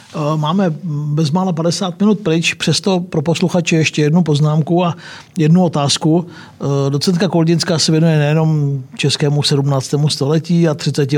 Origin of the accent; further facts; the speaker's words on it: Czechia; Já jako rodák z Číny